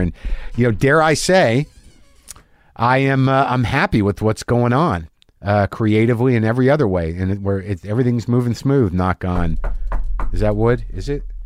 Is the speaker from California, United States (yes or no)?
no; Albuquerque, New Mexico, United States; moved away; in Albuquerque, in my hometown, literally three or four blocks from where I grew up